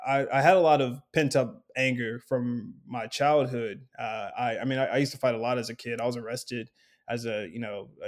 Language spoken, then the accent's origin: English; Lexington, Kentucky, United States; now in Chicago, United States; I'm from Lexington, Kentucky, and I grew up with a single mother and my two brothers